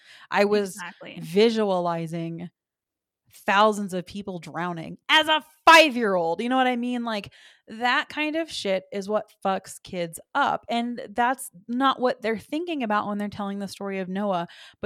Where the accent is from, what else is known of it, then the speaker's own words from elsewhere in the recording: the South, United States; It's so interesting because I'm from the South and there are so many people that have the exact same upbringing, the exact same church, the exact same teachings